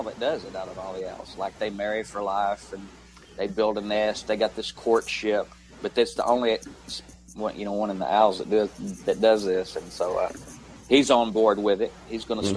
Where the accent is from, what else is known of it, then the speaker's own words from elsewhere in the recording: Tennessee, United States; I'm from Tennessee